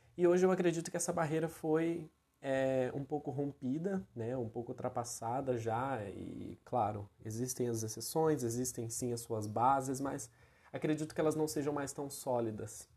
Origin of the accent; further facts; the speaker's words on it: Brazil; hoje muitos de nós enquanto enquanto brasileiros